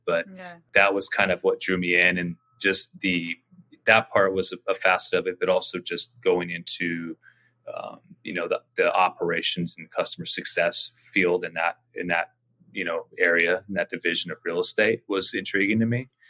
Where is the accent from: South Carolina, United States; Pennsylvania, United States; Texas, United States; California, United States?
California, United States; Orange County; also born or lived in Laguna Beach, California; now in San Diego, United States; I grew up in Orange County, uh, born in Laguna Beach. So California native.